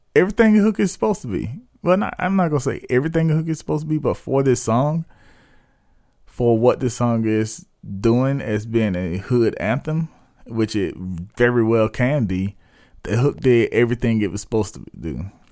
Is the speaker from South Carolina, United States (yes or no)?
yes; South Carolina, United States; my hometown, um, based in Spur Leaves, West South Carolina